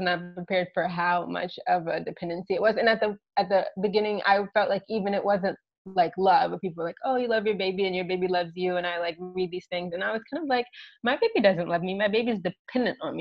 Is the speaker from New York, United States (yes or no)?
no; Virginia, United States; moved away as an adult; now in Poland; I was raised in Virginia, and most of my family lives in Washington, D.C. right now.